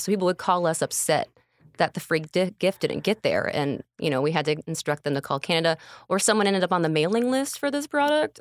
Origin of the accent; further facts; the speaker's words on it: St. Anne, Illinois, United States; Born and raised in Saint Ann, like, right by the Elks Country Club.